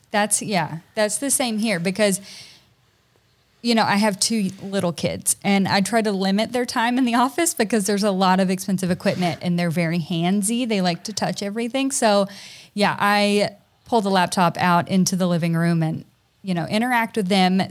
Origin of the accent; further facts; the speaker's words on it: Tennessee, United States; also born or lived in Hawaii; now in Georgia, United States; my husband and I are both from Tennessee originally